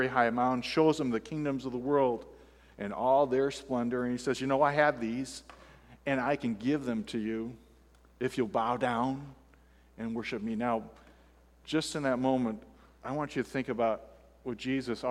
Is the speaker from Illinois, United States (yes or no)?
yes; Fulton, Illinois, United States; born or raised there; moved away; also born or lived in Florida